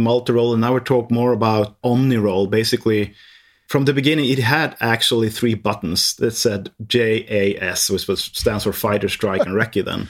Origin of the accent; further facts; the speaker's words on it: Härnösand, Västernorrland County, Sweden; English is a second language; I am born in the northern part of Sweden, where it's really cold. It's, uh, in a small town called, uh, Härnösand